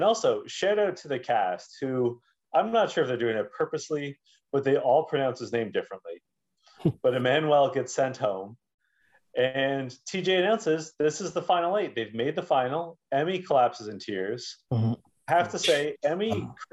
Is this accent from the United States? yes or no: no; Canada; I'm Canadian